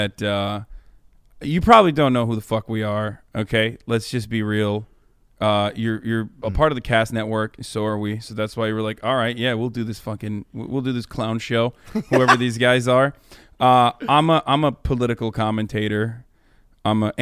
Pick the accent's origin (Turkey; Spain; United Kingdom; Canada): Turkey; moved away as an adult; now in United States; I grew up in Turkey until I was 18 years old